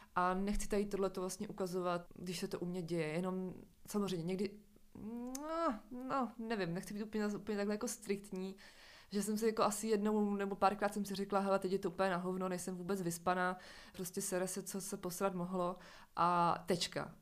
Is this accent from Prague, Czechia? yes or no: no; near Uherské Hradiště, Moravian Slovakia, Zlín Region, Czechia; já jsem ze Slovácka, uh, jsem od Horského hradiště.